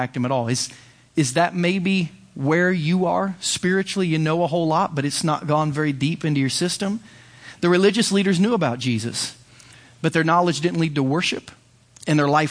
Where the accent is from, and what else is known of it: United States